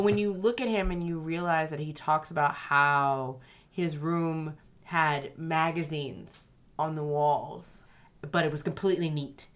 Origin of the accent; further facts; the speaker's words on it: Louisiana, United States; I am from Louisiana